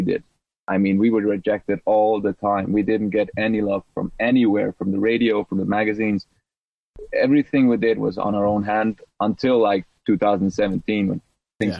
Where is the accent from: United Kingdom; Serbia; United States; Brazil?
Serbia; moved away; I'm a refugee from Serbia